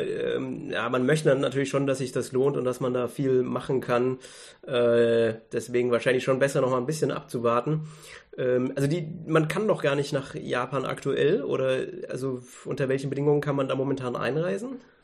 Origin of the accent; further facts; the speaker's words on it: Germany; selbst als Deutscher